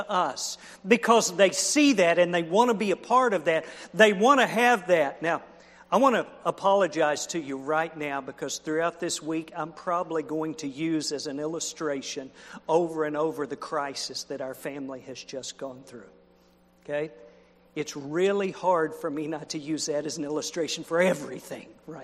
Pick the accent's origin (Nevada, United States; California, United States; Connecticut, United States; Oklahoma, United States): Oklahoma, United States; I was raised in Oklahoma